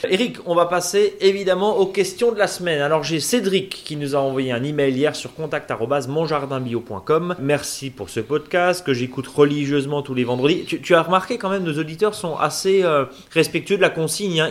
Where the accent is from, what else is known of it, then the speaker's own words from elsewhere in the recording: Alsace, Grand Est, France; chez nous en Alsace